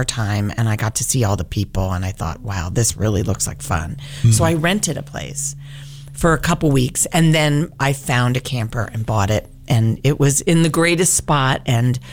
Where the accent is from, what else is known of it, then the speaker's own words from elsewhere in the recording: Baltimore, Maryland, United States; I'm from Baltimore